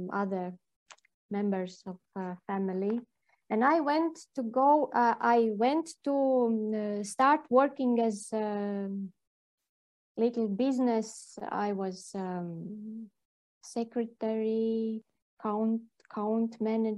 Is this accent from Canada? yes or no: no; Liepāja, South Kurzeme Municipality, Latvia; English is a second language; now in Jurmala, Latvia; I grew up in Liepāja, and I was near the sea every day because I went to school by the sea